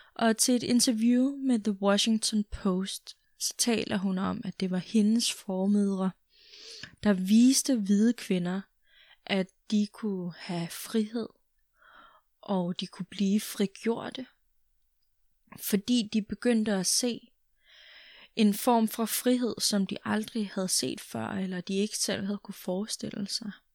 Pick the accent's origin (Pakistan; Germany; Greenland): Greenland; Jeg er dansk grønlænder